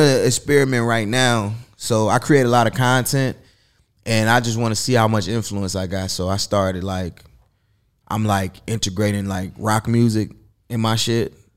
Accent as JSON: {"language": "English", "town": "Chicago", "region": "Illinois", "country": "United States", "moved": "yes", "lives_now": "Los Angeles, United States", "said": "I'm from Chicago"}